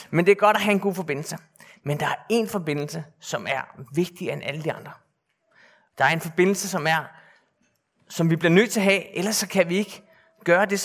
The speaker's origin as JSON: {"language": "Danish", "town": "Bornholm", "region": "Capital Region of Denmark", "country": "Denmark", "tie": "born or raised there", "said": "Jeg er født og opvokset på Bornholm. Jeg er kun halv Bornholmer, fordi min far, som sidder hernede, er nordmand faktisk."}